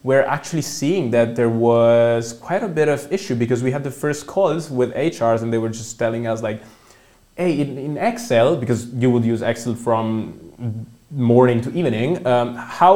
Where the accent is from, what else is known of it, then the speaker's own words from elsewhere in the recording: Milan, Lombardy, Italy; English is a second language; moved away as an adult; now in Germany; I come from Italy. Also, as I think you mentioned in the intro, I did a bachelor in economics in Milan. That's where I come from